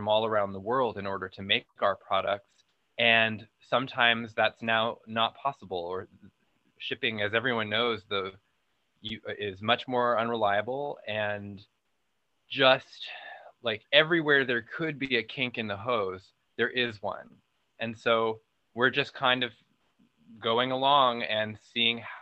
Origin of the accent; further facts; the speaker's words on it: Arizona, United States; also born or lived in New York City; now in Los Angeles, United States; I grew up in a tiny town in Arizona and ran away from there as soon as I could